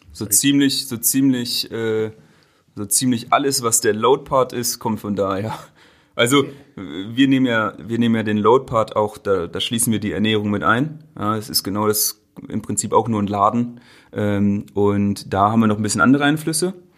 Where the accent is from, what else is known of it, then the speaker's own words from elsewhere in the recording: Göttingen, Lower Saxony, Germany; moved away as an adult; also born or lived in Berlin; Wir kommen aus Göttingen, das ist eine Studentenstadt mit 120.000 Einwohnern.